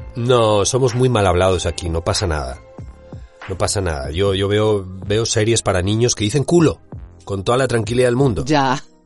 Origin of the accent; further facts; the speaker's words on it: Spain; accent: Spanish (Spain); mi acento español